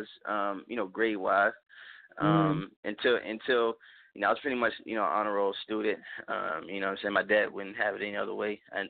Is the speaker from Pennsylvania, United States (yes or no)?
yes; Pittsburgh, Pennsylvania, United States; moved away; I'm originally from Pittsburgh, Pennsylvania. So I'm born and raised